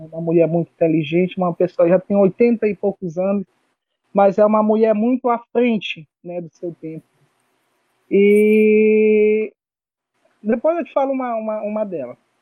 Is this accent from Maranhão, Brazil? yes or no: yes; São Paulo neighbourhood, Maranhão, Brazil; Porque meu pai, ele era, fazia parte de uma diretoria de um grupo de Bomba Meu Boi lá no bairro de São Paulo, e aí eu comecei a tocar por lá, né, desde criança